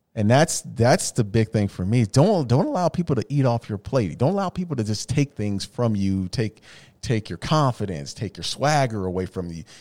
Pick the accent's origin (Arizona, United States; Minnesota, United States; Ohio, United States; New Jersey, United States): Arizona, United States; Phoenix; I'm from the Valley